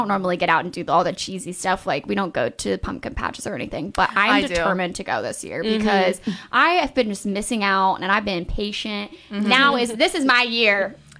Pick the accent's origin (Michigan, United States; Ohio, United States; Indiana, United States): Ohio, United States; Cincinnati; we're from Cincinnati, so we grew up going to Kings Island